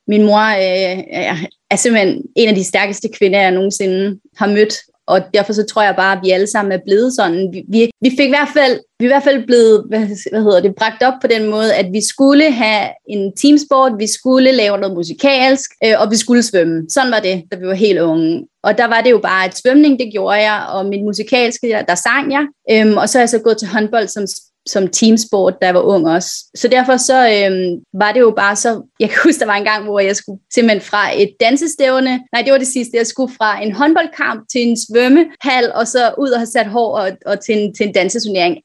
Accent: Virum, Capital Region of Denmark, Denmark; moved away as an adult; now in Hong Kong; jeg er fra Virum, øh, lidt uden for København

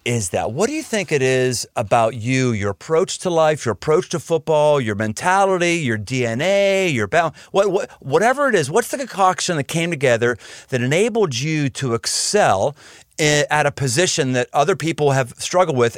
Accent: Pittsburgh, Pennsylvania, United States; I grew up in Pittsburgh

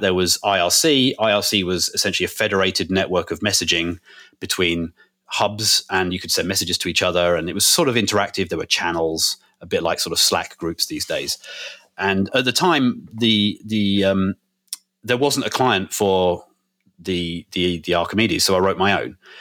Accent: United Kingdom; just being British

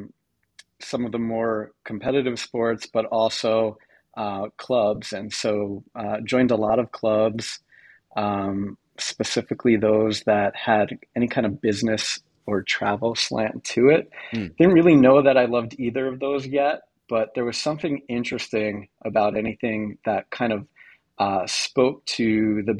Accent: Long Island, New York, United States; I grew up on Long Island in a suburb about 45 minutes from Manhattan

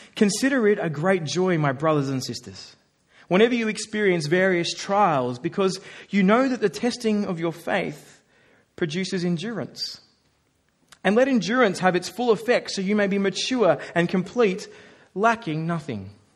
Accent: Australia; Have to work hard as an Australian

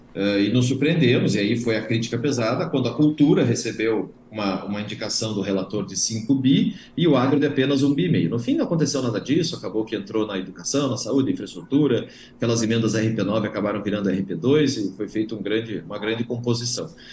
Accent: Paraná, Brazil; eu estou falando aqui do Paraná, eu sou paranaense, aqui no Paraná

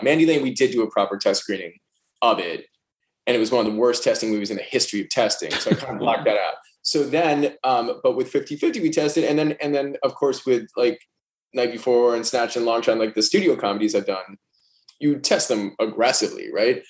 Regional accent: New York, United States; as a New Yorker

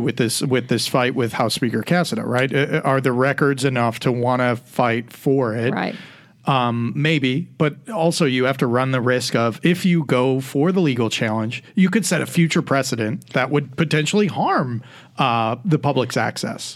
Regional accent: Illinois, United States; now in Tennessee, United States; my home state of Illinois

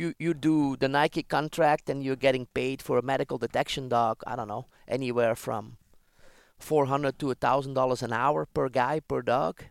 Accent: Ghent, Flanders, Belgium; moved away as an adult; I was born in Belgium, Ghent

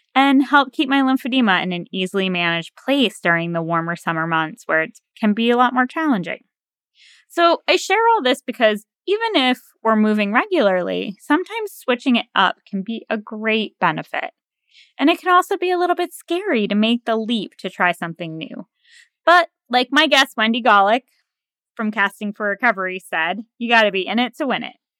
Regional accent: New England, United States; now in near the Potomac River, United States; growing up in New England

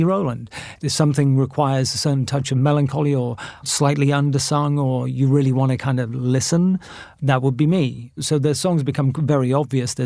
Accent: Bath, South West England, United Kingdom; moved away as an adult; also born or lived in New York; my hometown of Bath

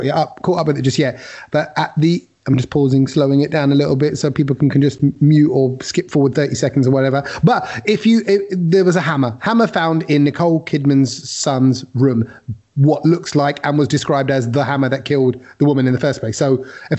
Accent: London, United Kingdom; we were growing up in East Ham

